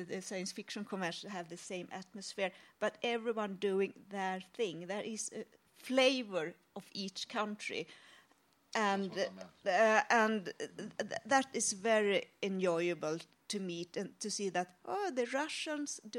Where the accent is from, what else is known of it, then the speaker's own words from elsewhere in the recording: Sweden; "I'm I'm from Sweden, I can go to Finland,"